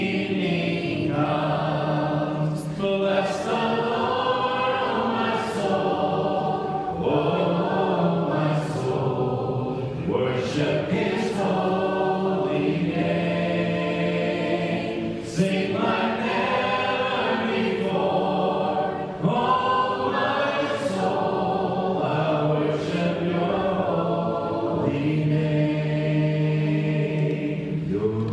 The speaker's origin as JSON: {"language": "English", "region": "Southwest Missouri", "country": "United States", "tie": "born or raised there", "moved": "yes", "said": "my hometown church in Southwest Missouri"}